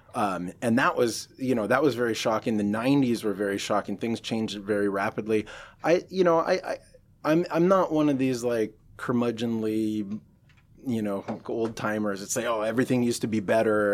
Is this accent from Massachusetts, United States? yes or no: no; Seattle, Washington, United States; moved away as an adult; I grew up in North Seattle